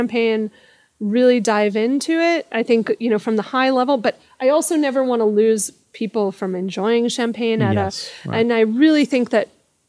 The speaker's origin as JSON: {"language": "English", "region": "New York", "country": "United States", "said": "I'm a New Yorker. I don't drive here in the city"}